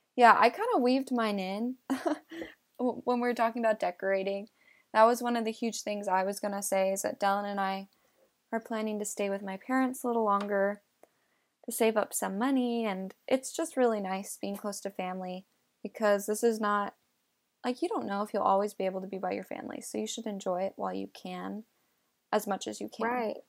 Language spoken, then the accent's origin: English; California, United States; also born or lived in New York; but the rest of my life I've been in California.